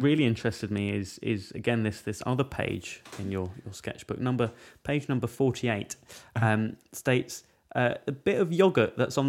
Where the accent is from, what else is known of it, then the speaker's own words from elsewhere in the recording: Wales, United Kingdom; That's just being Welsh, isn't it?